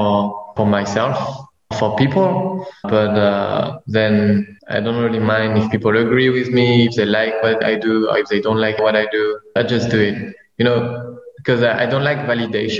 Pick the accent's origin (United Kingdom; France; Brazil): France; moved away as an adult; now in Vietnam; I was born in Vietnam. Then I moved to France when I was young, and I just came back in Vietnam 2 years ago to work